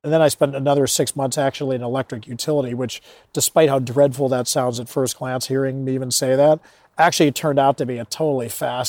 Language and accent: English; Chicago, Illinois, United States; I grew up in Chicago and went to college at DePauw University in Greencastle, Indiana.